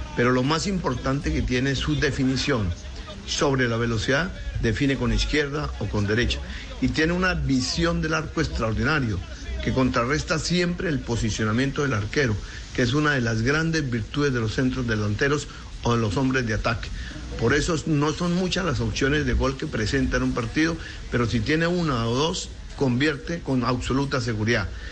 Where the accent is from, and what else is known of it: Argentina